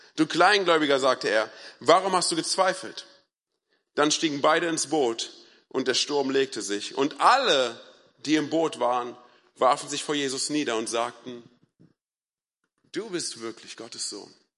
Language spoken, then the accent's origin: German; Berlin, Germany; ich komme ja aus Berlin